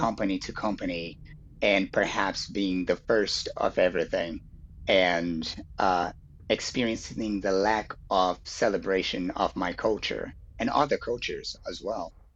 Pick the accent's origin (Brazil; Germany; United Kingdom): Brazil; Rio de Janeiro; I was born in Brazil. I was born in Rio